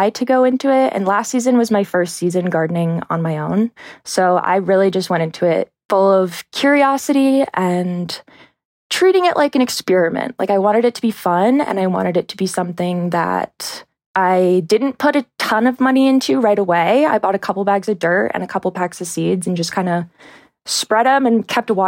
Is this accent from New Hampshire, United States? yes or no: yes; New Hampshire, United States; now in Salt Lake City, United States; Well, I'm not from Salt Lake. I'm from New Hampshire. So I grew up in New Hampshire on a horse farm.